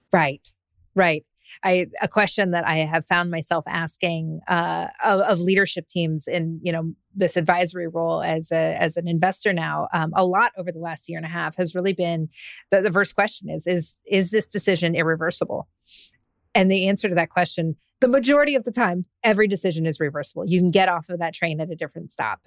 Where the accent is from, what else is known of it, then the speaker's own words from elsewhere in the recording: Alaska, United States; when I was a little girl growing up in Alaska